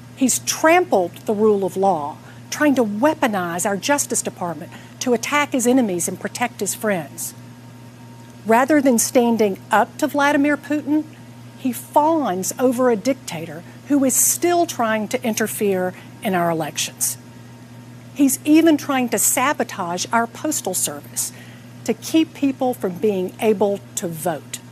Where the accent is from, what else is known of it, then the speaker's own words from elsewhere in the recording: Atlanta, Georgia, United States; I'm here in my hometown of Atlanta